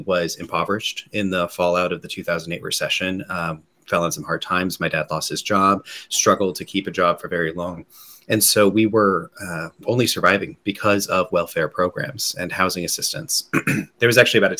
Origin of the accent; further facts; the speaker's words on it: Central Texas, United States; I grew up here in Central Texas. I'm a lifelong Texan.